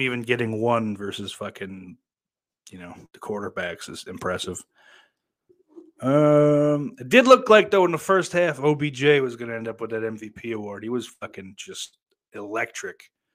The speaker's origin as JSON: {"language": "English", "country": "United States", "said": "I'm goddamn American"}